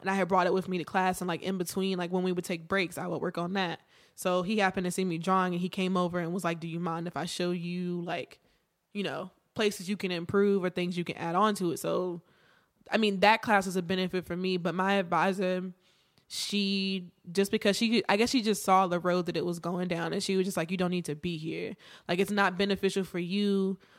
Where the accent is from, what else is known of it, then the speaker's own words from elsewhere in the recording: Martinsville, Virginia, United States; I am from Virginia, small town, Martinsville